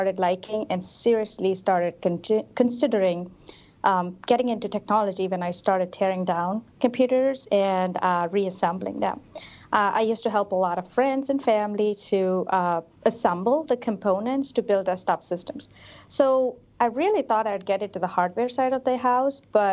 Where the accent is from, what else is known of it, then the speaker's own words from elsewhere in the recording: Hyderabad, Telangana, India; now in Chicago, United States; I am originally from Hyderabad, India. So I grew up in a very close-knit